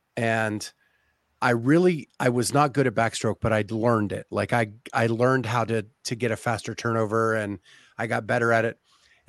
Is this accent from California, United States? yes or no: no; Ohio, United States; You knew I was from Ohio?